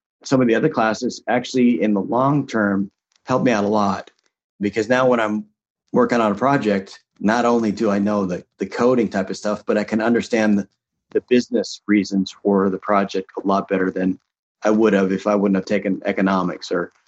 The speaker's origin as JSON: {"language": "English", "town": "Seattle", "region": "Washington", "country": "United States", "tie": "born or raised there", "said": "And I grew up in the Seattle area, so I wasn't too far from Microsoft."}